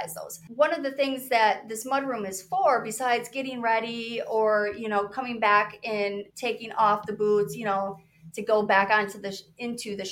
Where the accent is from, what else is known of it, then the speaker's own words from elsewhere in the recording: Michigan, United States; I'm from Michigan